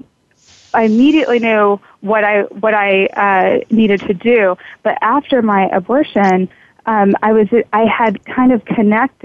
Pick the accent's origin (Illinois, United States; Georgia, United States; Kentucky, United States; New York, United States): Kentucky, United States; I grew up in Kentucky, and it was very southern.